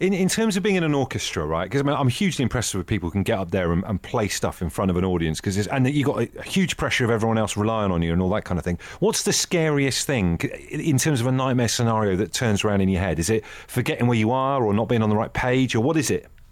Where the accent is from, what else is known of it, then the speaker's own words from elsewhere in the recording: Brixham, South West England, United Kingdom; in Brixham, where, where I grew up